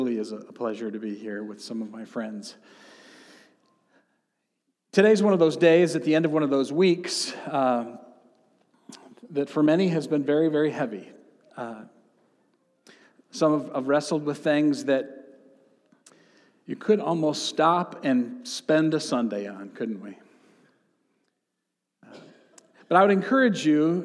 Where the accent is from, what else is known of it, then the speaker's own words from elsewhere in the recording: central and southeast Michigan, United States; in the part of the state of Michigan where I grew up. And since I'm from Michigan